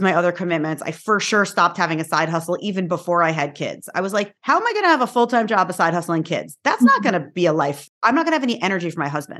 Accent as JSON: {"language": "English", "region": "New York", "country": "United States", "said": "I am from New York, where is like mm-hmm. the hustle capital of like the universe"}